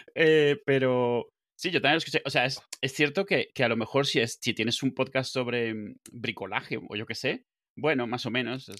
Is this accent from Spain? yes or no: yes; Benidorm, Valencian Community, Spain; moved away; also born or lived in Venezuela; ¿de dónde eres? Y digo, de venidor